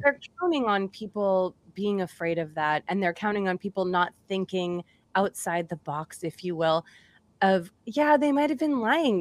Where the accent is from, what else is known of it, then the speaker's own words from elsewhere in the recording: Massachusetts, United States; moved away; also born or lived in Indiana; I'm from Massachusetts, so I'm, I'm from the East Coast as well.